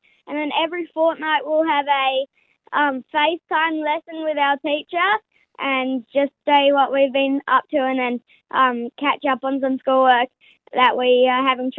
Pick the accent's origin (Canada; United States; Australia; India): Australia; Sydney, New South Wales; we're from Sydney